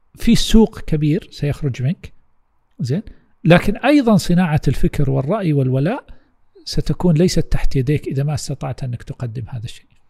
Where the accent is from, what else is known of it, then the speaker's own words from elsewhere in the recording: Saudi Arabia; عندنا في السعوديه